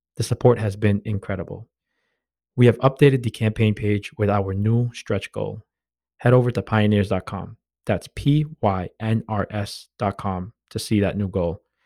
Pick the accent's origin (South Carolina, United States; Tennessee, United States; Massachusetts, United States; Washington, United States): Massachusetts, United States; Boston; born and raised in Boston, Massachusetts